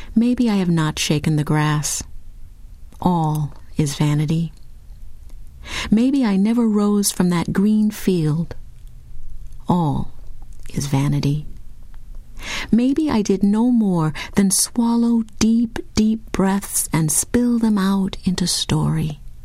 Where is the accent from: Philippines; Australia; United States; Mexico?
United States; Lincoln, Nebraska; I grew up in Lincoln, Nebraska